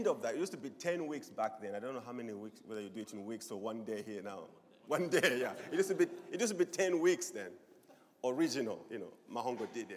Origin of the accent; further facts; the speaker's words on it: Zambia; moved away as an adult; also born or lived in Swaziland; I'm originally from Zambia.